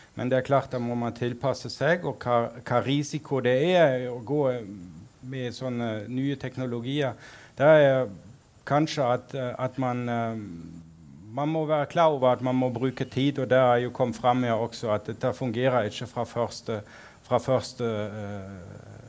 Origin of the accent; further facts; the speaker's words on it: Berlin, Germany; also born or lived in Sogn og Fjordane, Norway; now in Norway; opprinnelig kom jeg fra Berlin